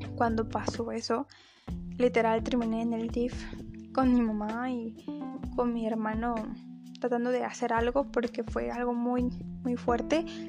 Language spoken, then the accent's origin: Spanish; Mexico; yo nací en México, he radicado toda mi vida en este país